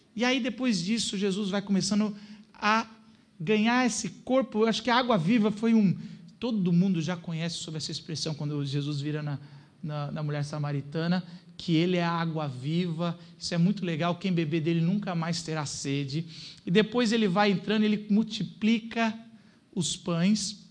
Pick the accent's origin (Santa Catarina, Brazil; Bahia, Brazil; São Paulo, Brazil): São Paulo, Brazil; São Bernardo do Campo; eu nasci em São Bernardo do Campo